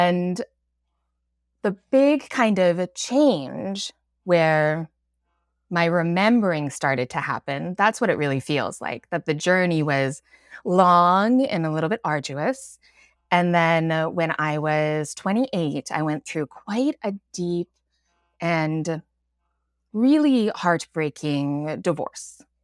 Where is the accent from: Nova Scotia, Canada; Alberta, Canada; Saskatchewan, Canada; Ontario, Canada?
Alberta, Canada; moved away as an adult; now in Vancouver, Canada; I've lived here for about twenty years, but I grew up in Alberta.